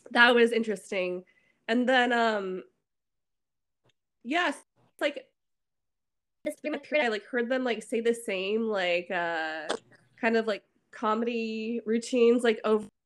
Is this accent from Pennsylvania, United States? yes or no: no; San Francisco Bay Area, California, United States; now in Seattle, United States; I'm from San Francisco Bay Area.